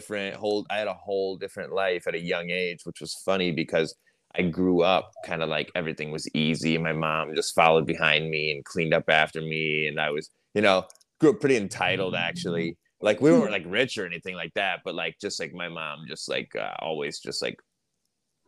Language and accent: English; Castalia, Ohio, United States; I'm from a place called Castalia. I'm not actually from Sandusky.